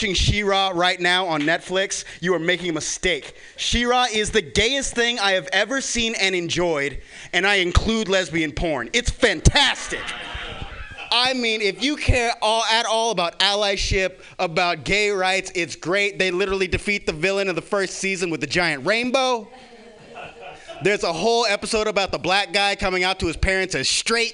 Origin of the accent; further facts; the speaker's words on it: the South, United States; I am from the South, and being from the South